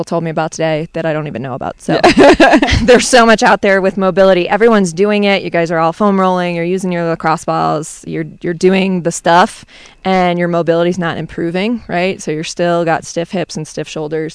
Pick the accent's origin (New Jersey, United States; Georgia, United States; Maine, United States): Maine, United States; also born or lived in Boston; now in Rhode Island, United States; I grew up in Maine, lived in Boston for a while, now living in Rhode Island.